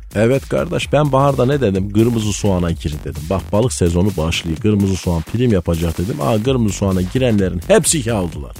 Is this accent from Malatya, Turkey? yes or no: yes; Malatya, Turkey; bizim Malatya'da herkes doğaldan esmer